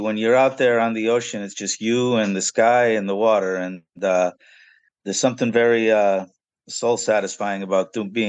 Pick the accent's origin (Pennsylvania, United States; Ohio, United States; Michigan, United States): Pennsylvania, United States; also born or lived in New York; now in Florida, United States; I was raised in Pennsylvania